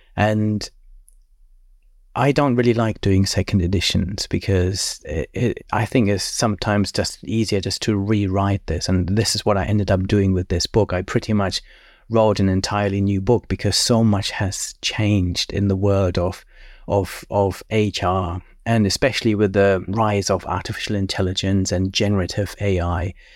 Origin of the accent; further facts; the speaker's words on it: Germany; moved away as an adult; also born or lived in Cambridge, United Kingdom / Cranfield, United Kingdom; I grew up in Germany, then studied at Cambridge